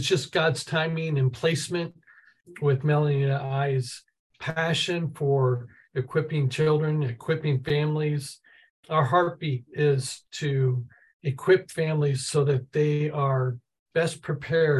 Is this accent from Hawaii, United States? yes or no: no; St. Louis, Missouri, United States; moved away as an adult; also born or lived in Brazil; I grew up in St. Louis, Missouri. I'm a city kid